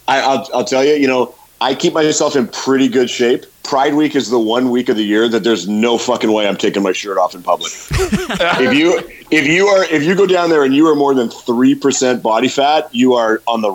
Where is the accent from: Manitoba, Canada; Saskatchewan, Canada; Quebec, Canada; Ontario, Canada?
Manitoba, Canada; Thompson; also born or lived in Winnipeg; I was born up in Thompson, and I went to high school and university in Winnipeg.